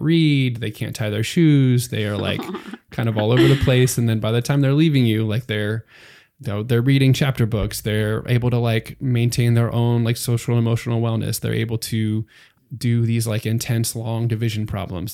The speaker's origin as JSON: {"language": "English", "region": "Pennsylvania", "country": "United States", "moved": "as an adult", "lives_now": "San Antonio, United States", "said": "I'm from Pennsylvania originally, so that's um, pretty far away from Texas"}